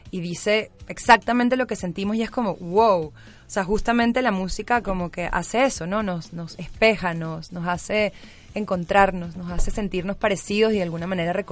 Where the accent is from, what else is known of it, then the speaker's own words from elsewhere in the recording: Caracas, Capital District, Venezuela; moved away as an adult; now in Mexico City, Mexico; yo soy cantautora, nací en Caracas, Venezuela, y tengo dos años y medio ya viviendo acá en Ciudad de México.